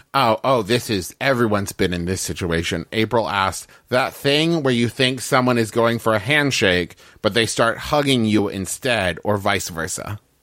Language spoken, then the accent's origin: English; United States; I was raised here in America